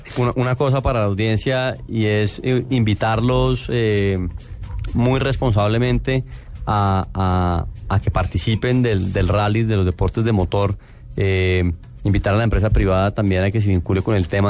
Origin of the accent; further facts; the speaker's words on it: Colombia; es una responsabilidad que llevo como colombiano